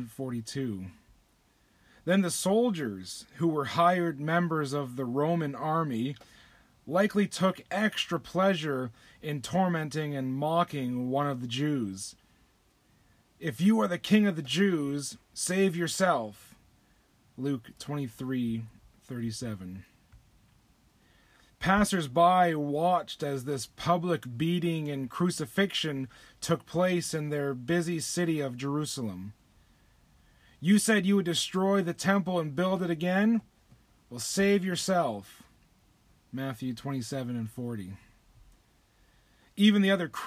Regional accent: Windsor, Ontario, Canada; I grew up near Windsor, Ontario, just across the river from Detroit, Michigan.

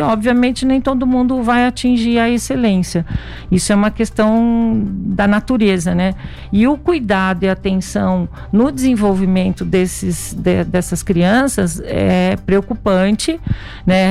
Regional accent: Itajubá, Minas Gerais, Brazil; eu sou de Minas Gerais, sul de Minas, Itajubá

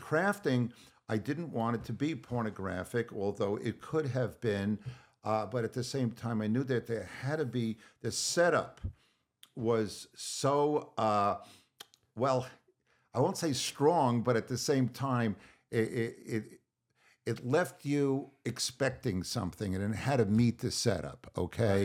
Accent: Long Island, New York, United States; growing up on Long Island

